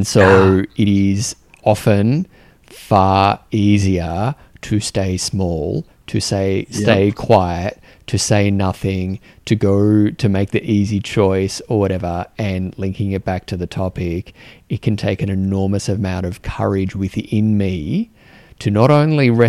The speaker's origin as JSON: {"language": "English", "country": "Australia", "said": "as an Australian man"}